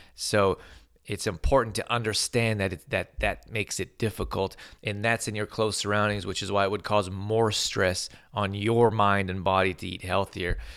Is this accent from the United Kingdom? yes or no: no; Calgary, Alberta, Canada; I grew up in Al-, Calgary, Alberta